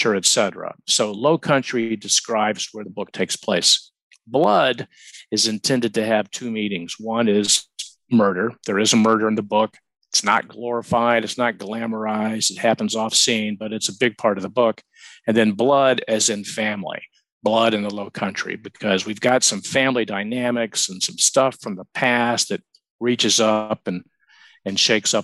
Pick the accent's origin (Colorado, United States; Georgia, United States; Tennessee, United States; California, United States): Georgia, United States; Atlanta; moved away as an adult; also born or lived in Phoenix, Arizona; now in Charleston, United States; Born and raised in Atlanta